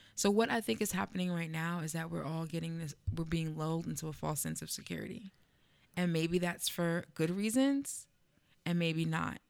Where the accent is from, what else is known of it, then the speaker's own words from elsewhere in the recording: East Orange, New Jersey, United States; now in Bloomfield, United States; the next town over on the other side where I grew up in East Orange, no gentrification.